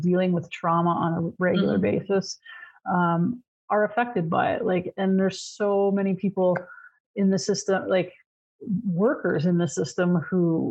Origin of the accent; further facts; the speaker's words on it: Canada; also born or lived in Ontario; I'm Canadian